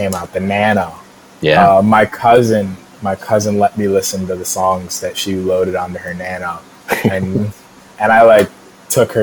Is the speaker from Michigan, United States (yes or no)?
yes; Grand Rapids, Michigan, United States; also born or lived in Egypt; I grew up in Grand Rapids kind of in two different kind of areas.